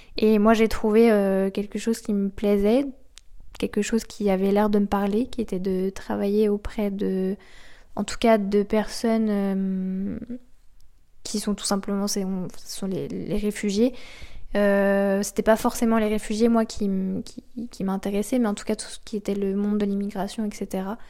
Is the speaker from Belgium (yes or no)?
no; Normandy, France; j'ai grandi euh, en Normandie, dans une jolie maison de campagne